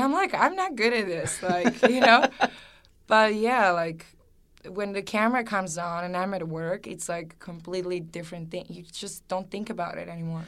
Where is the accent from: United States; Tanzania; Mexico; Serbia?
Serbia; moved away; growing up in Serbia, it's, it was, you know, just like a regular childhood